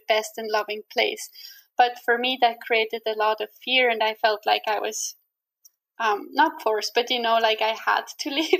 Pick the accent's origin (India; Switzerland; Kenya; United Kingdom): Switzerland; English is a second language; moved away as an adult; also born or lived in Canada; my home country, Switzerland